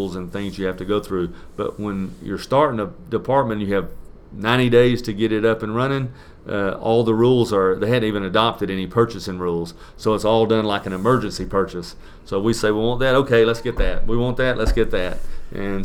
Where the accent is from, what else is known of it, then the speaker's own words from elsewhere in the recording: Marietta, Georgia, United States; also born or lived in Atlanta, Georgia; I'm a local guy. I was born in Atlanta at the old St. Joseph's Hospital, which is no longer there, and I lived in downtown for some time, and moved up to Marietta as probably in elementary school